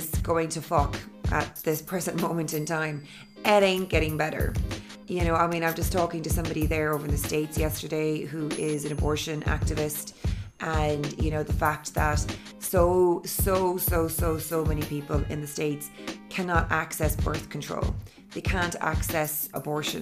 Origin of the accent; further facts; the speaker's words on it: Cork, Munster, Ireland; also born or lived in London / Dublin / Sydney / Los Angeles; I live in Ireland, in Cork City. And I'm from Cork originally.